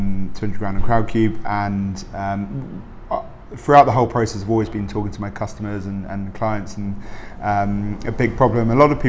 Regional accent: South East England, United Kingdom; Sussex. So Sussex by the sea.

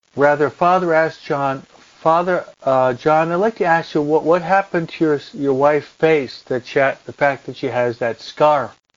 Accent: United States; moved away as an adult; also born or lived in New Jersey / Philadelphia / Rome; When I was brought up and raised in New York and New Jersey in the in the 60s, the early 70s

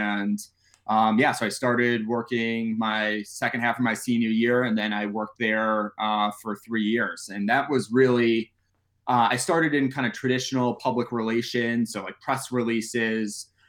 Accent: Springfield, Massachusetts, United States; Springfield, Mass.

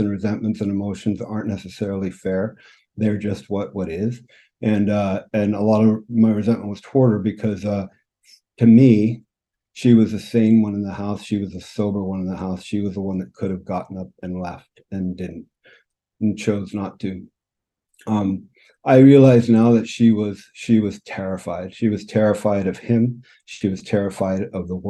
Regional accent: California, United States; moved away as an adult; also born or lived in Phoenix, Arizona; now in Vancouver, Canada; I grew up in California. Spent most of my life in California, and moved to British Columbia in Vancouver in 2009

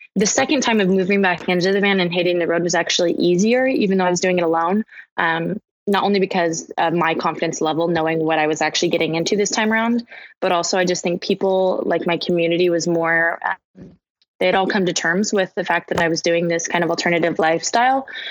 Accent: Portland, Oregon, United States; moved away; I'm originally from Portland, Oregon, so I went home to spend the holidays with my family

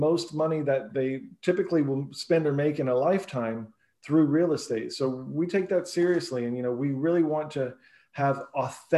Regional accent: Northern California, United States; now in San Diego, United States; I grew up in Northern California and I moved to San Diego to go to college

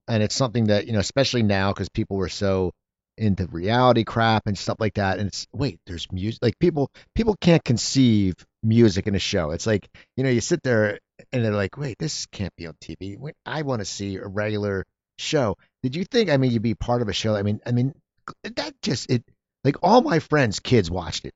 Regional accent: near Philadelphia, Pennsylvania, United States; now in Los Angeles, United States; I grew up near Philadelphia

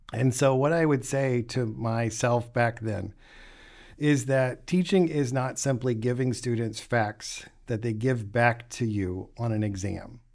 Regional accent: West Virginia, United States; moved away as an adult; also born or lived in Boston / Arizona / Florida / Memphis; I grew up in West Virginia

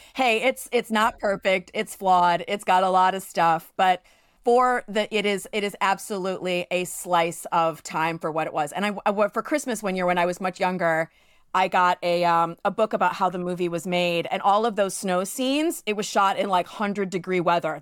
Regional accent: New York City, New York, United States; growing up in New York City

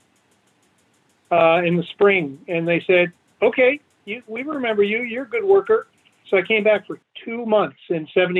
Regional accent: United States; moved away as an adult; also born or lived in New Jersey; I grew up in Chicago in northern Indiana.

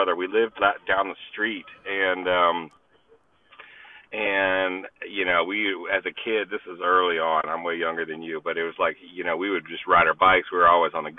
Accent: Texas, United States; moved away as an adult; also born or lived in Houston, Texas / Arkansas; now in Atlanta, United States; I grew up in Texas

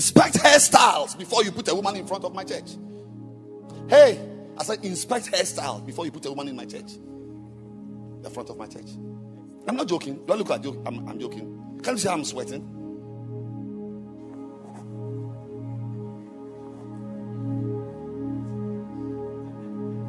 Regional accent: Ghana; I'm a Ghanaian

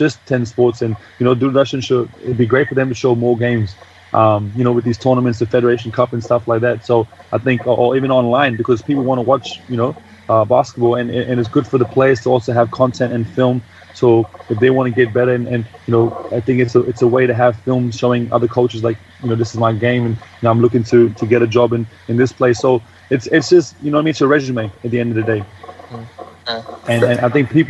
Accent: Pune, Maharashtra, India; moved away; also born or lived in Australia; I'm born and raised in Pune.

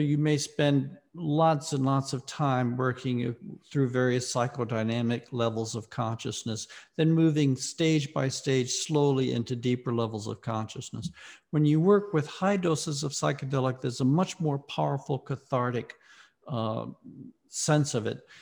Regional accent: Mississippi, United States; moved away as an adult; also born or lived in Ohio; I was raised in the Deep South in Mississippi.

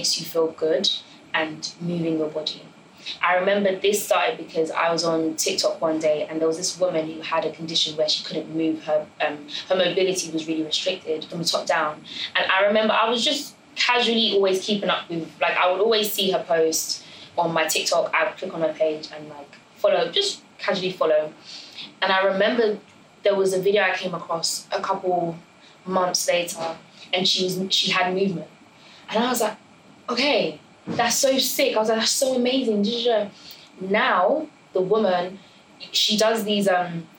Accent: Ireland; now in United Kingdom; I grew up in Ireland for 12 years.

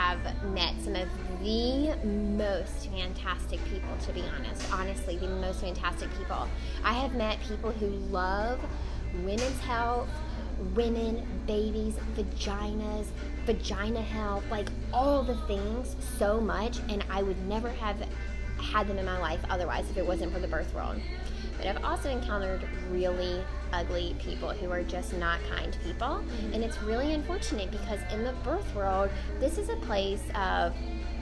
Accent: Mississippi, United States; moved away; I'm from Mississippi, and so a lot of my friends are down south

